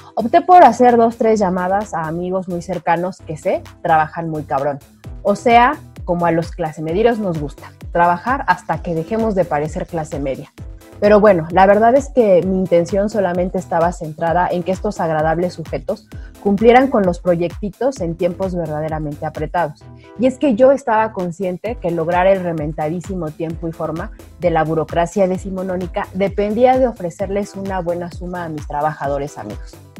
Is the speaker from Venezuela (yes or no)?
no; Mexico